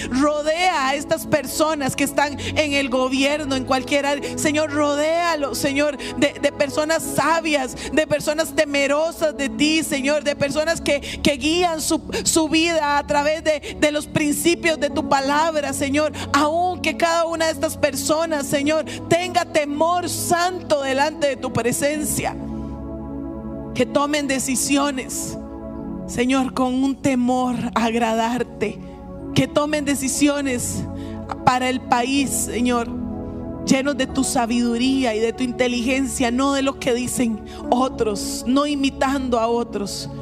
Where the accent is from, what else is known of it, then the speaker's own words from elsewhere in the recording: Costa Rica; nosotros como costarricenses